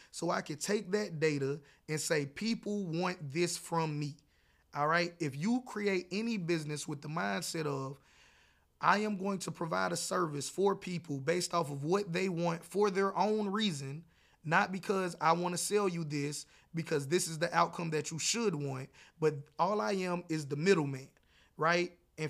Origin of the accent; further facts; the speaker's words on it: the South, United States; No matter how much you try to convince me that because I'm from the South, I should eat this way, I don't want to.